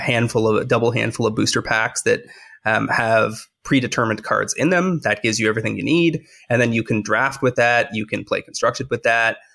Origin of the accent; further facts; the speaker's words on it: Canada; I'm a Canadian